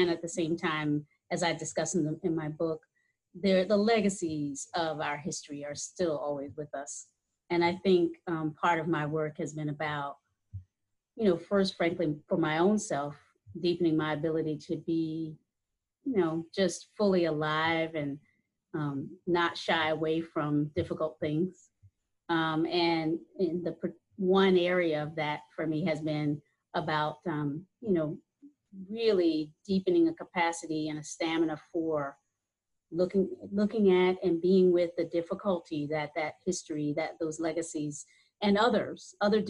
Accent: Hampton, Virginia, United States; also born or lived in North Carolina; growing up in Hampton, having been born in North Carolina

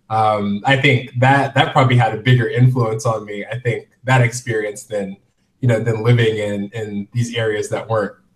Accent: Indianapolis, Indiana, United States; also born or lived in Dayton, Ohio; Uh, so originally, I'm from Indianapolis, Indiana. Um, my dad was in the military, so we moved around quite a bit. So I, I lived in Ohio, like in a suburb of Dayton, for roughly 10

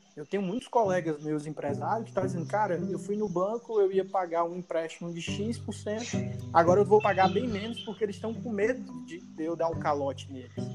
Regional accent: Fortaleza, Ceará, Brazil; nós somos de Fortaleza

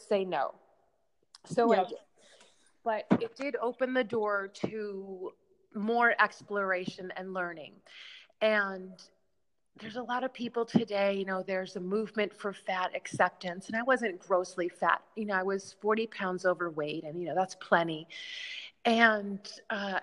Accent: Chicago, Illinois, United States; now in New York City, United States; I'm from Chicago.

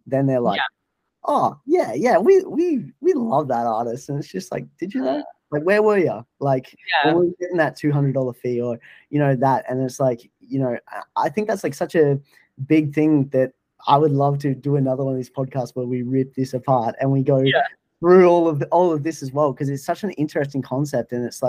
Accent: Australia; I love that, you know, being an Australian and you're giving this platform as well.

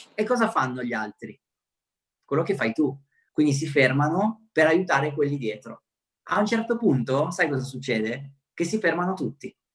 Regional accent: Romania; first language Romanian; Italian is a second language; now in Italy; sono nato in Romania, e anche se sono rumeno, anche se magari parliamo la stessa lingua natale

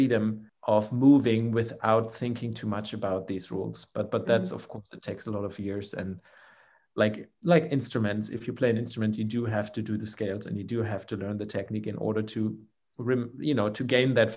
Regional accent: Germany; the company in my hometown

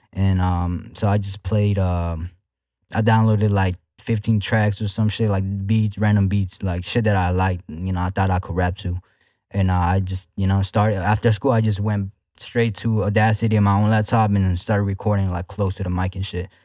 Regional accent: Houston, Texas, United States; I'm from Houston, Texas. Uh, I'm from the north side, to be exact.

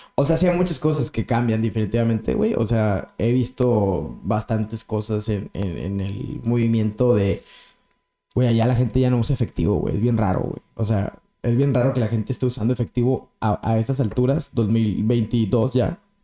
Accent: Mexico; soy mexicano

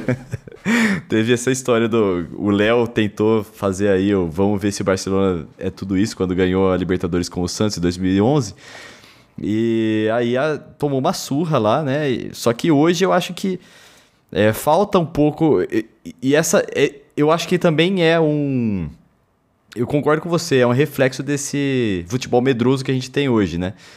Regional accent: Germany; como alemão

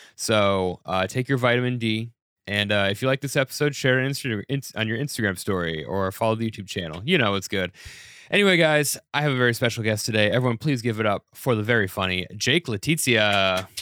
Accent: Denver, Colorado, United States; moved away as an adult; now in New York City, United States; I'm from Denver.

